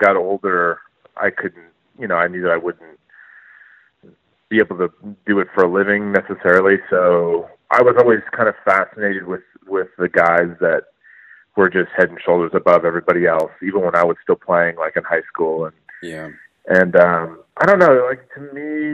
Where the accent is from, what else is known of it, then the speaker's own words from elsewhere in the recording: Orange County, California, United States; also born or lived in Los Angeles, California; I was born in Los Angeles, and then my parents moved down to Orange County, just south, about an hour, when I was about two. So I mainly grew up in Orange County, California